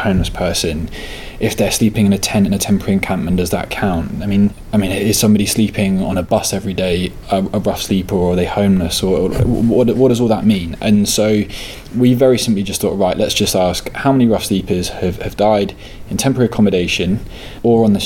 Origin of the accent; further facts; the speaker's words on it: Norfolk, East of England, United Kingdom; now in London, United Kingdom; I am originally from Norfolk in the east of England. I moved to London recently